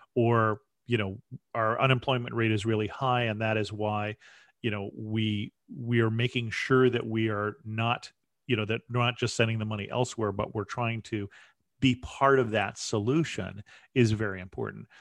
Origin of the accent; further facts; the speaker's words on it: United States; I'm, I'm an American